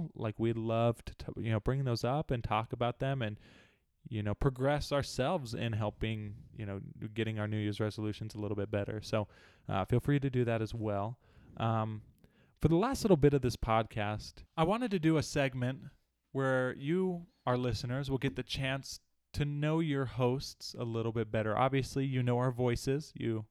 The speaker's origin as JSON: {"language": "English", "region": "California", "country": "United States", "tie": "born there", "also_born_or_lived": "Alaska / Arizona / Utah", "said": "I was born in California. My family was in the military a little bit after I was born. And so we moved up to Alaska, were there for a little while"}